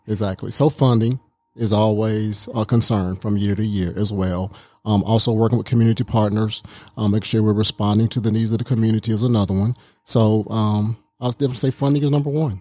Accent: Baxley, Georgia, United States; also born or lived in Columbia, South Carolina; now in Rome, United States; we moved to South Georgia when I was very, very young. So I'm a South Georgia boy

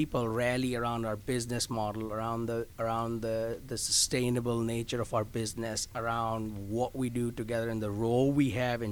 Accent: India; also born or lived in Carolina; now in Orlando, United States; I'm from India. I grew mm-hmm. up there. I was born there

